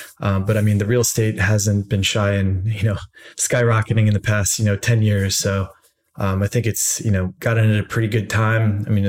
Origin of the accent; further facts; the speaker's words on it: Annapolis, Maryland, United States; moved away as an adult; also born or lived in San Francisco; now in San Diego, United States; I was born in Annapolis, Maryland. So East Coaster, born and raised